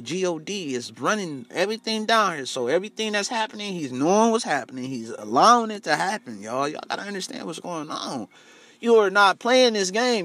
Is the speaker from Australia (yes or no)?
no; United States; Us African Americans over here in America